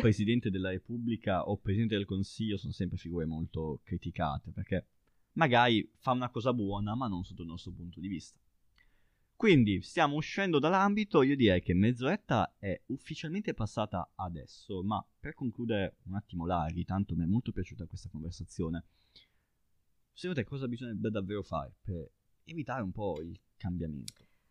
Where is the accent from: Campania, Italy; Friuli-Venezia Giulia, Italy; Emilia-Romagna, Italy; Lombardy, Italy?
Emilia-Romagna, Italy; Baiso; io parlo da piccolo ragazzo di un paese di montagna e da una collina nel mio paese che si chiama Baiso si vede Sassuolo